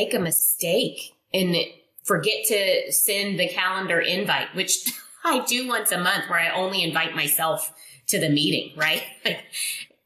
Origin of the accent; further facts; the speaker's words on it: Indonesia; English is a second language; moved away; I'm not from here. I wasn't raised here. I was raised in Indonesia. I'm Chinese Indonesian.